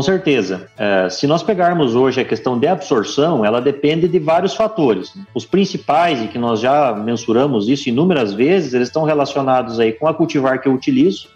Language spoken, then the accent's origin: Portuguese; Santa Catarina, Brazil; moved away as an adult; also born or lived in Santa Maria; now in Formosa, Brazil; eu sou natural de Santa Catarina, fiz colégio agrícola em Santa Catarina